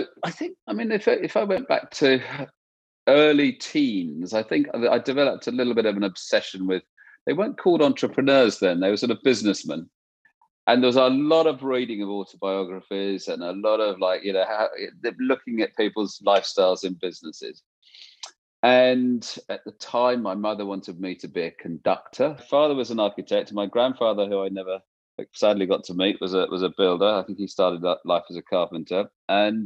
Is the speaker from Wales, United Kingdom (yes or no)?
no; East Sussex, South East England, United Kingdom; moved away as an adult; also born or lived in London; I was brought up in East Sussex